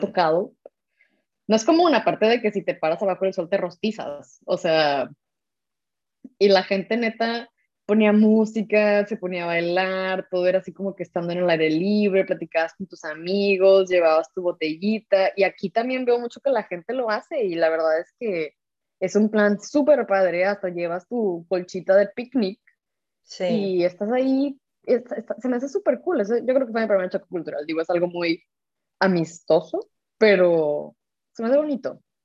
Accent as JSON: {"language": "Spanish", "country": "Mexico", "moved": "yes", "lives_now": "Germany", "said": "Somos dos mexicanas viviendo yo en Alemania"}